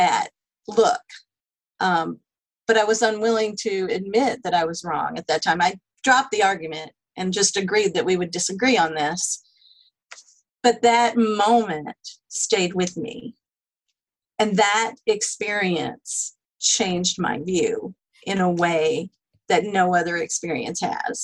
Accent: Texas, United States; I grew up in the South, in Texas

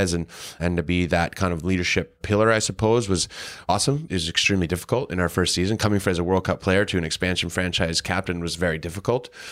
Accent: Green Bay, Wisconsin, United States; I was a kid from Green Bay, Wisconsin. I grew up in a community where there was a professional team

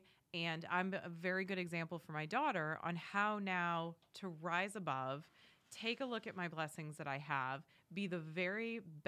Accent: New England, United States; moved away as an adult; now in Wilmington, United States; So born and raised in New England, as we were joking around earlier, diehard New England sports fans. I can hear the boos now. It's okay. I'll handle it. moved down to Wilmington, North Carolina back in 2010.

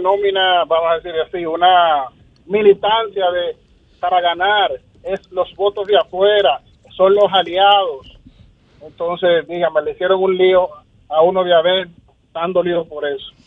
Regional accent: Dominican Republic; todos somos dominicanos

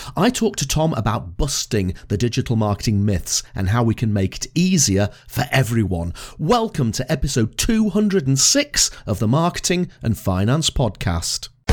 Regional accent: Blackpool, North West England, United Kingdom; now in Edinburgh, United Kingdom; where I was brought up in Blackpool.

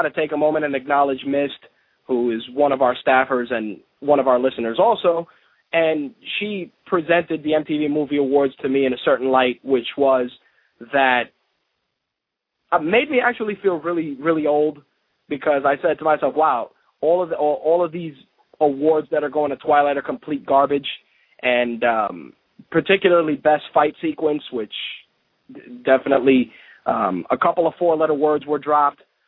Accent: New York, United States; here in my home state.

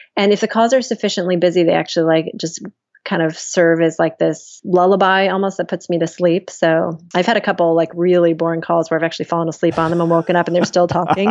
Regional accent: small town near Cleveland, Ohio, United States; moved away; Small town Ohio, Ferry Park, Ohio, outside of Cleveland

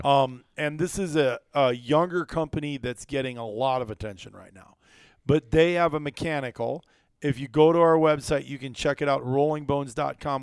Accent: Iowa, United States; moved away as an adult; also born or lived in Wisconsin; growing up in Iowa

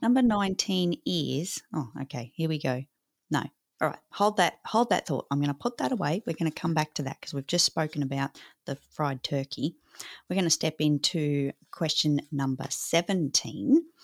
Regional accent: Australia; I'm so Aussie-bound

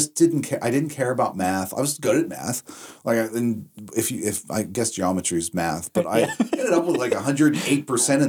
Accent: West Finley, Pennsylvania, United States; I grew up in West Findlay, so out in the middle of nowhere

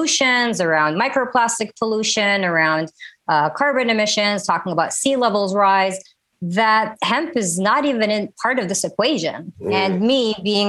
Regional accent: Saudi Arabia; also born or lived in Minneapolis, Minnesota, United States / Washington, D.C., United States; now in Los Angeles, United States; I'm Saudi American, born in Minneapolis, raised in Saudi Arabia, and Washington, D.C. has been my home for 20 years

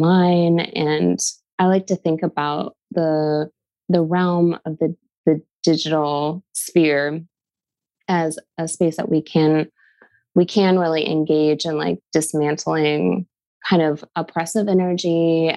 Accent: Seattle, Washington, United States; I am from Seattle

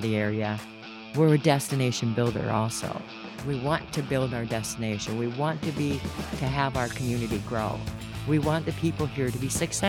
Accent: Sault Ste. Marie, Michigan, United States; also born or lived in Detour; Sault Ste. Marie, Michigan.

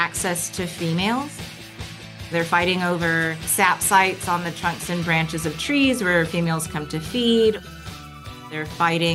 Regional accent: Eastern Washington, United States; I grew up in Eastern Washington, and we had a bunch of maple trees in our backyard

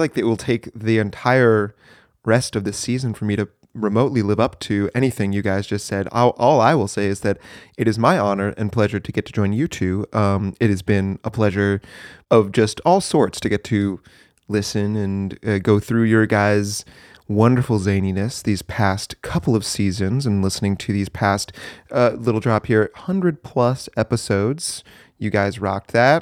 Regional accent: New Hampshire, United States; moved away as an adult; I was born and raised in the, in the good old Granite State. That would be New Hampshire

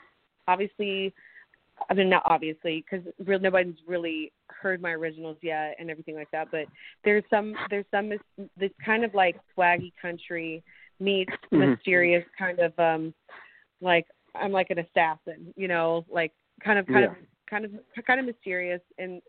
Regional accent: Nashville, Tennessee, United States; also born or lived in Phoenix, Arizona / Brentwood, Tennessee / Franklin, Tennessee; So I was born in Phoenix, Arizona, 1985. And I moved to Nashville with my mom and my brother.

